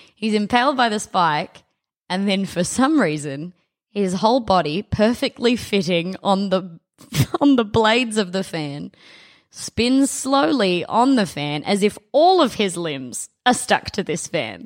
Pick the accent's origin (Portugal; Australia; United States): Australia; South Australia; Devon isn't what we called it in South Australia